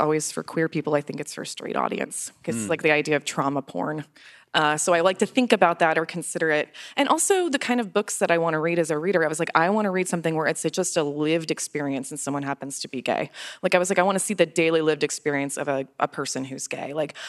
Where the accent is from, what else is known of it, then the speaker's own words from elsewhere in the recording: Florida, United States; I'm from Florida. I love Florida. I've lived there my whole life.